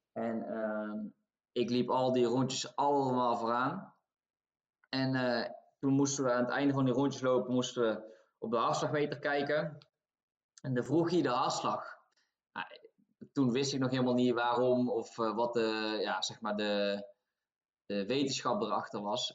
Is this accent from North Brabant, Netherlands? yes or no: yes; Tilburg, North Brabant, Netherlands; moved away as an adult; now in Norway; omdat ik zelf uit Tilburg kom. Dus Wilden 2 is mijn club. En ehm, ik zat nog gewoon op school in, in Tilburg, op de middelbare school